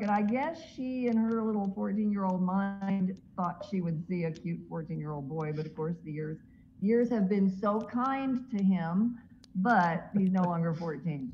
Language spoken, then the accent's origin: English; Mascot, Tennessee, United States; moved away; my hometown where I grew up of Mascot, Tennessee